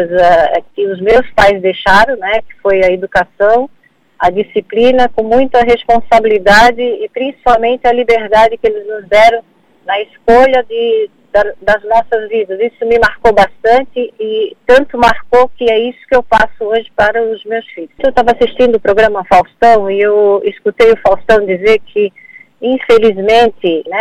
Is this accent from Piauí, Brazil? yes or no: no; Blumenau, Santa Catarina, Brazil; moved away as an adult; also born or lived in Porto Alegre; now in Criciúma, Brazil; natural de Blumenau, eu tenho 63 anos, saí de Blumenau aos 24 anos, me casei e fui morar em Criciúma, estou em Criciúma há 40 anos